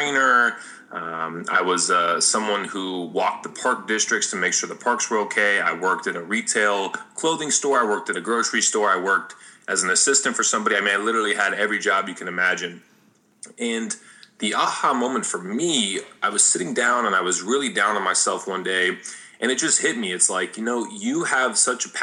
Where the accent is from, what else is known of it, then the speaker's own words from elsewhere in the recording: Las Vegas, Nevada, United States; I grew up in Las Vegas